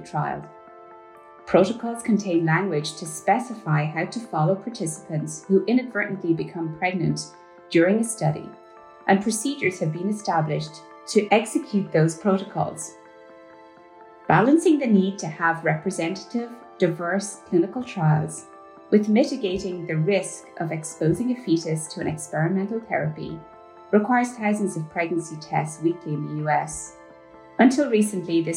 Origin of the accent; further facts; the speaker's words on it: Ireland; moved away as an adult; I grew up in Ireland. I did my medical training in Ireland before the legalization of abortion